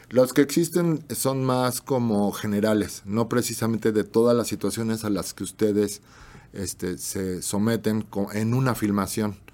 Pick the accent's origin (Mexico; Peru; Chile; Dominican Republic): Mexico; somos mexicanos